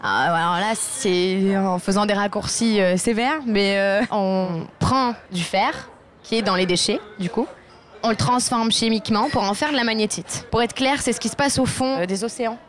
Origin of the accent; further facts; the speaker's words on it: Marseille, Provence-Alpes-Côte d'Azur, France; moved away as an adult; now in Grenoble, France; originaire de Marseille et je travaille sur Grenoble